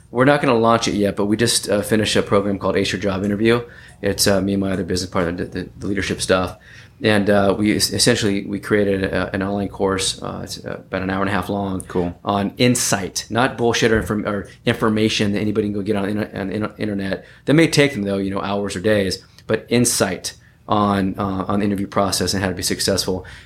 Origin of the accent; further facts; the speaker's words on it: California, United States; born there; so I was uh, I was born in Northern California